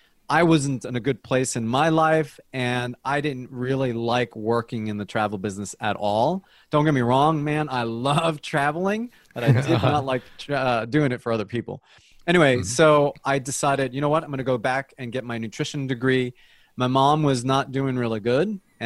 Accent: New Jersey, United States; also born or lived in Colombia; now in Atlanta, United States; So I was born in Colombia. My parents migrated to the United States when I was three. So I pretty much grew up in the United States. Most of my young adult life was in New Jersey. I moved to Atlanta in 1989

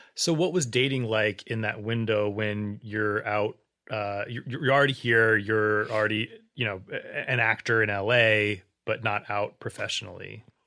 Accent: Waverly, Ohio, United States; also born or lived in Columbus, Ohio; I'm from Waverly

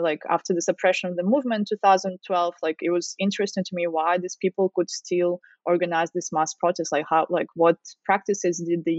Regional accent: Russia; moved away as an adult; now in Australia; So originally I'm from Russia. I guess you could guess it from my surname. I came to Australia to work on my PhD

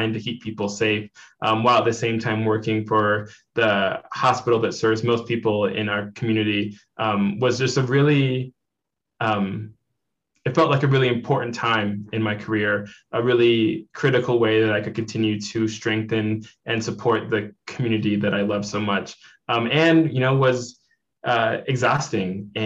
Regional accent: Missoula, Montana, United States; now in Bozeman, United States; I actually was raised in Missoula, Montana. That's like my home

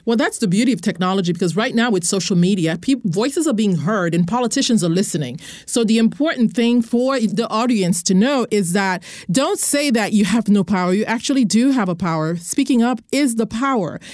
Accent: Haiti; moved away; I'm from Haiti originally

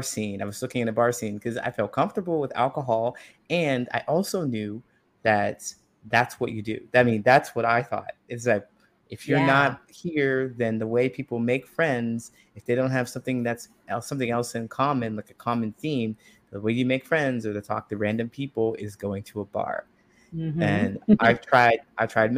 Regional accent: Ohio, United States; moved away as an adult; also born or lived in California; I grew up in a small town in Ohio

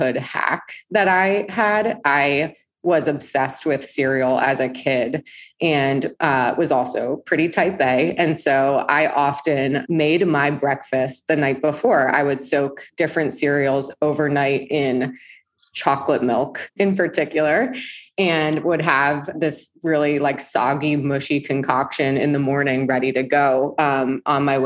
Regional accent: East Coast, United States; moved away as an adult; also born or lived in New York City, United States; now in Southern California, United States; I grew up on the East Coast

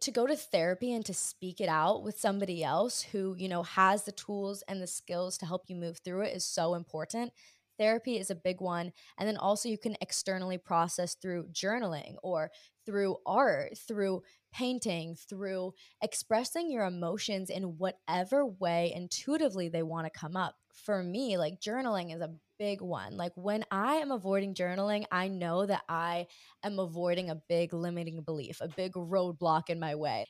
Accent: Hawaii, United States; I grew up in Hawaii

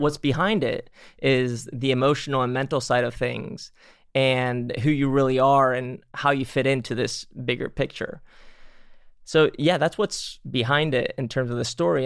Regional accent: Spain; moved away; I grew up in Spain

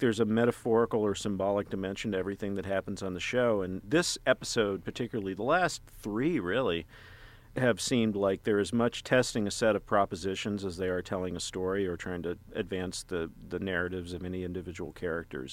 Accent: Texas, United States; moved away; my home state of Texas in a small town

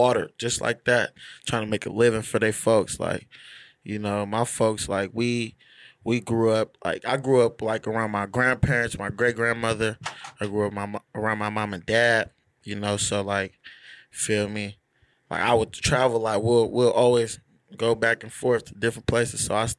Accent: Stockton, California, United States; also born or lived in Lagos, Nigeria / Ibadan, Nigeria; I've been out here 15 years. So I would say I was raised out here, but I was also raised out there for like a good 6 years.

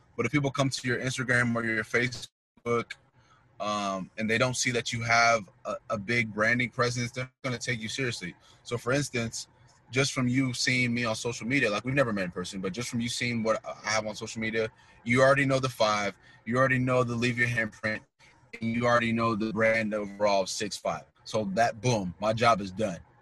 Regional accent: North Kansas City, Missouri, United States; also born or lived in Queens, New York; I was born in Queens, New York, and um, along in my life, I would say maybe after a year or so, we came to Kansas City, and I've been I spent most of my life in Can- in North Kansas City, Missouri

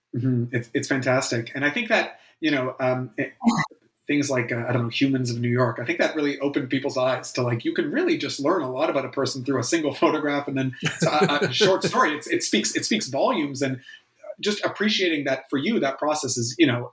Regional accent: Canada; especially as a Canadian

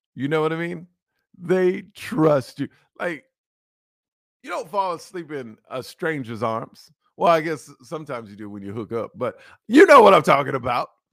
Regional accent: Houston, Texas, United States; if you live in Texas, where I'm from, you know I'm from Houston, Texas

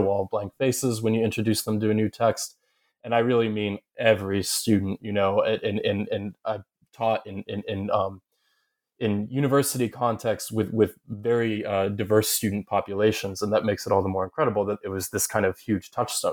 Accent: Southern Ohio, United States; born or raised there; moved away as an adult; also born or lived in upstate New York / Kentucky / Massachusetts

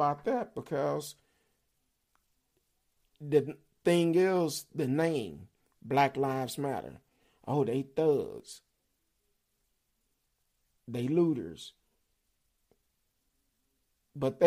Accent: Dallas, Texas, United States; I grew up in Oak Cliff, Pleasant Grove, East Dallas, and hung out in South Dallas.

